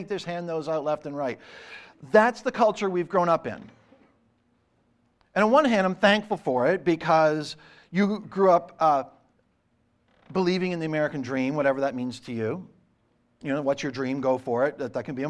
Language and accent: English; Eastern Canada, Canada; growing up in Eastern Canada in the 70s and 80s